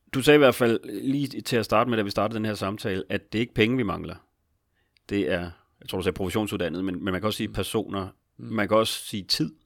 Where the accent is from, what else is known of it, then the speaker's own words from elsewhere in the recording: Capital Region of Denmark, Denmark; Nu er jeg jo også fra Region Hovedstaden